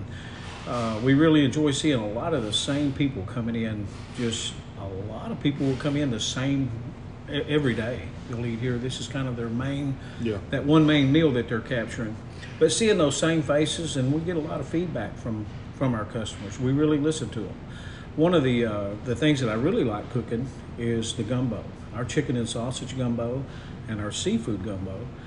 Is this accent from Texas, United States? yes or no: yes; Liberty-Eylau, Texas, United States; originally I was from Liberty Isle, and of course that's my natural handicap, you know, growing up in Liberty Isle